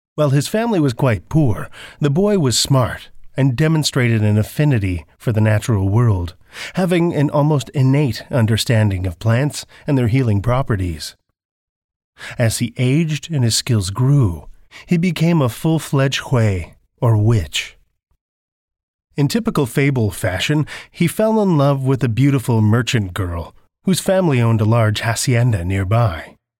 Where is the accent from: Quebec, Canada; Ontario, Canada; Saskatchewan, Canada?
Saskatchewan, Canada; Saskatoon; I'm from Saskatoon, Saskatchewan, Canada